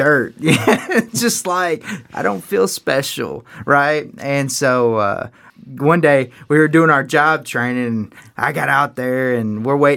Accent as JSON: {"language": "English", "region": "North Carolina", "country": "United States", "said": "I'm from North Carolina"}